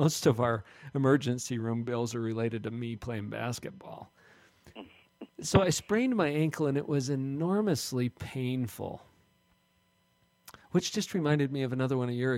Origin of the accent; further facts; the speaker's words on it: Orem, Utah, United States; we have the same hometown